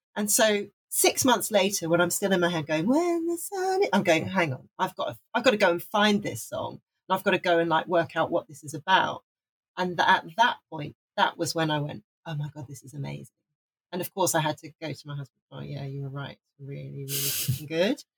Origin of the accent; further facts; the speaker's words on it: Wales, United Kingdom; I'm from Wales. I was born in Wales. My dad was Welsh.